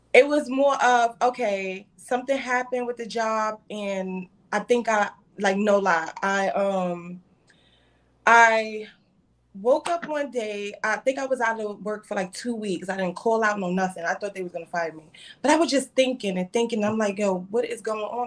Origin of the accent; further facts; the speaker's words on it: New York City, New York, United States; I'm from Brooklyn.